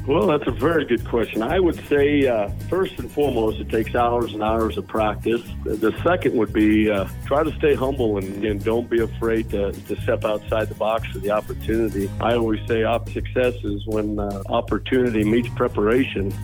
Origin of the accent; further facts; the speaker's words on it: North Platte, Nebraska, United States; North Platte Stockyards here in my hometown